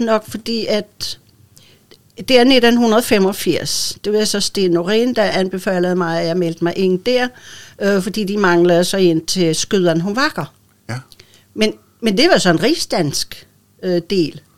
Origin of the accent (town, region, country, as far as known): Bornholm, Capital Region of Denmark, Denmark; accent: old Bornholmsk